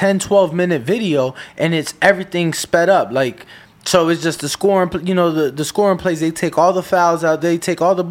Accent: Chicago, Illinois, United States; I'm from Chicago. You know, I love my city

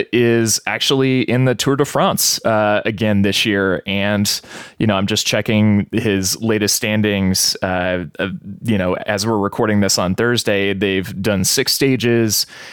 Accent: Lewiston, Idaho, United States; now in Boise, United States; I grew up in Lewiston

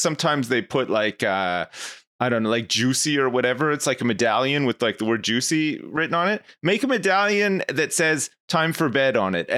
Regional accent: Ottawa, Ontario, Canada; I'm from Ottawa

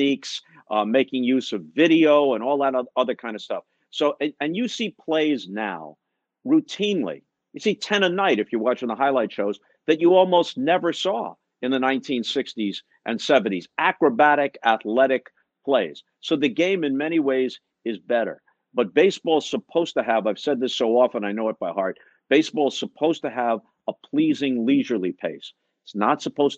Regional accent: Long Island, New York, United States; I grew up on Long Island listening to Mel Allen and Red Barber

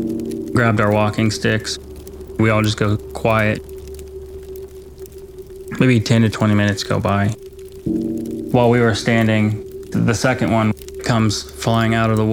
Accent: West Virginia, United States; I grew up on the Ohio River in West Virginia. I had a lot of friends right across the river in Ohio.

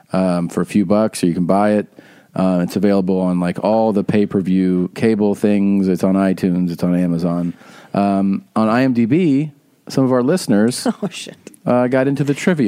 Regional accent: Ohio, United States; I'm from the 513, man.

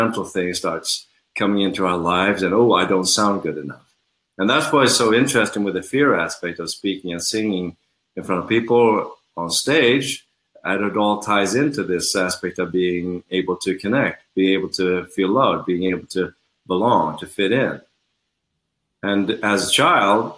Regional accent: Sweden; now in Los Angeles, United States; I was born in Sweden

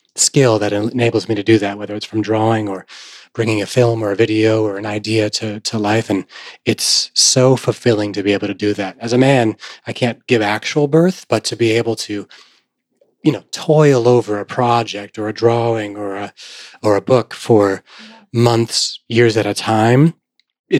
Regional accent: Vermont, United States; I grew up in Vermont

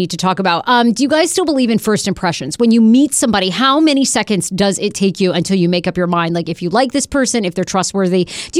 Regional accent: Maine, United States; now in Washington, D.C., United States; I grew up in Maine

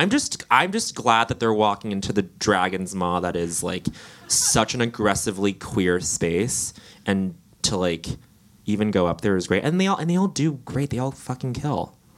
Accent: Rhode Island, United States; Or this neighborhood I grew up in Rhode Island.

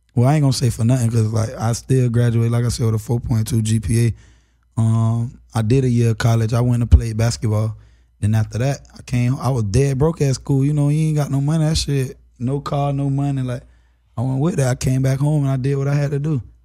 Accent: Florida, United States; I'm from Florida

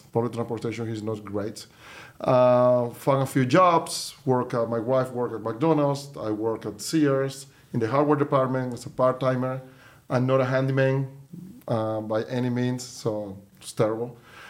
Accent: Venezuela; moved away as an adult; now in United States; Yeah, well, I'm from Venezuela originally, so I moved to the U.S. 22 years ago in 2000. I was moved with my wife. We were the first people in my family to actually move

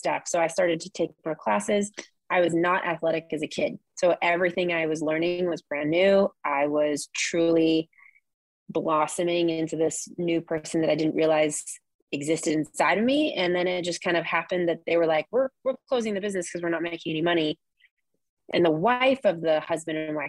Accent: Orange County, California, United States; also born or lived in San Luis Obispo; now in Ventura, United States; I come from Orange County

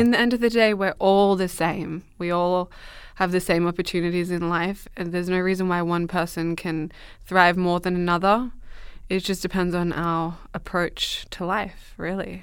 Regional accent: Australia; moved away; also born or lived in Dubbo, New South Wales; I grew up in Australia, in the middle of Western Australia.

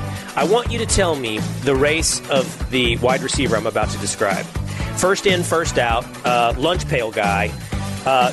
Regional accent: Texas, United States; I am from Texas. I am a Longhorn

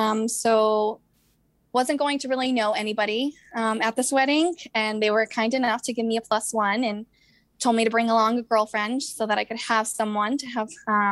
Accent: Boston, Massachusetts, United States; I'm 27 and from the Boston

